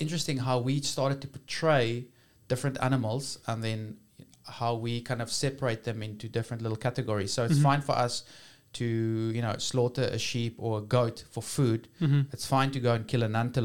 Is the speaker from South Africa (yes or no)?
yes; South Africa; as a South African, as an African